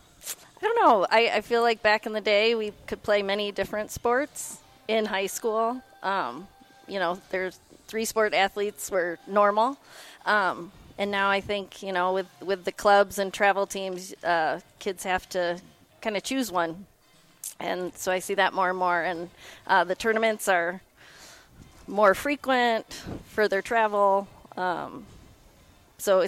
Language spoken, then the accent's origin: English; Perrysburg, Ohio, United States; So I grew up here in Perrysburg, went to Woodland Elementary